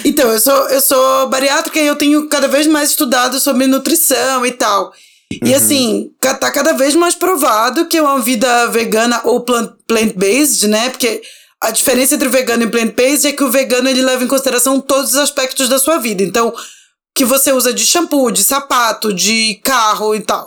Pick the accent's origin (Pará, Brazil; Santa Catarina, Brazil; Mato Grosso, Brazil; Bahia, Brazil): Pará, Brazil; Belém; now in São Paulo, Brazil; eu sou do norte, eu sou de Belém, e eu cresci com a minha avó temperando o camarão no limão